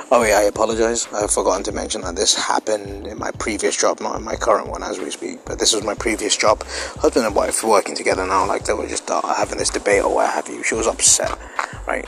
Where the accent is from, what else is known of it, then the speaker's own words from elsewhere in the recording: United Kingdom; I'm British